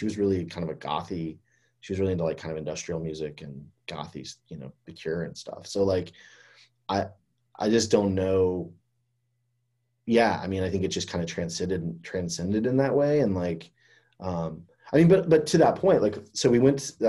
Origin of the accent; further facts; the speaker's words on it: Fort Myers, Florida, United States; I grew up in Florida too